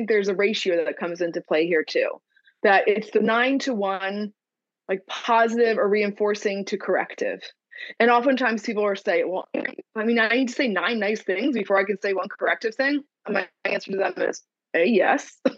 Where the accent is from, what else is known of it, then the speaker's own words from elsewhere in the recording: New Jersey, United States; I'm from New Jersey.